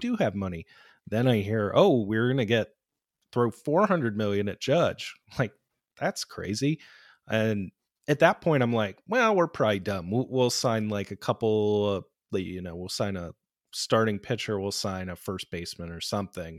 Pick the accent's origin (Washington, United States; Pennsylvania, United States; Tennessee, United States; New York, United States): Pennsylvania, United States; Pittsburgh; moved away; I'm originally from Pittsburgh